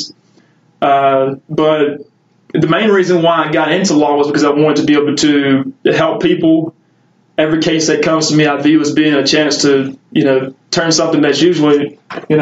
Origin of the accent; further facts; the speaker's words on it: Marthaville, Louisiana, United States; I grew up in Natchitoches Parish in a small town called Marthaville